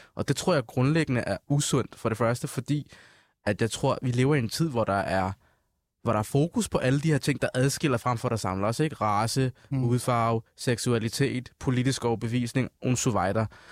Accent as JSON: {"language": "Danish", "country": "Denmark", "tie": "born or raised there", "said": "jeg er jo Født, da- født og opvokset i Danmark, men jo også har den somaliske baggrund"}